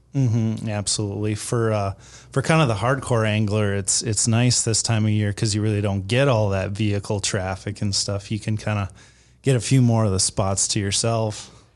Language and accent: English; Fargo, North Dakota, United States; I'm from the Fargo area